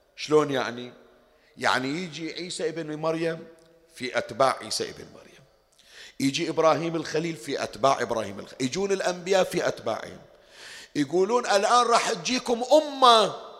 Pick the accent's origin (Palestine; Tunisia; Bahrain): Bahrain; عندنا في البحرين